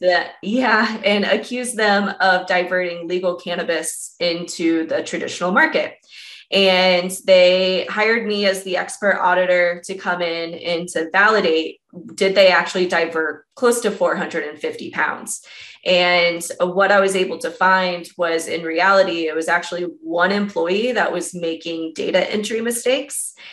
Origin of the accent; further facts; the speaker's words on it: Columbus, Ohio, United States; moved away as an adult; now in Denver, United States; Out of Denver, but originally from Columbus, Ohio